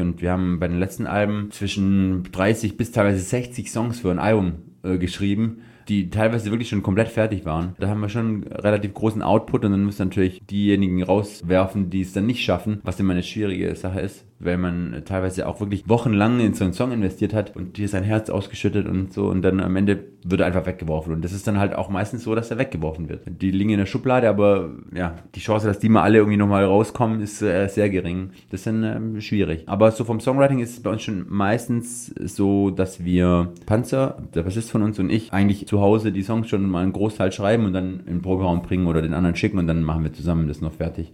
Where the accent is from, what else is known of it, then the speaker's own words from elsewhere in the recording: Swabia, Germany; ich bin ja Schwabe